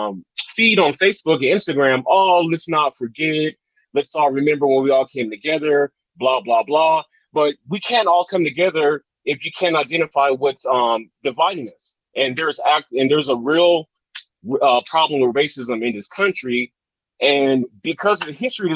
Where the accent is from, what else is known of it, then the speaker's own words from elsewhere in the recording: Long Beach, California, United States; now in Las Vegas, United States; I currently live in Vegas, but I'm originally from Long Beach, Compton area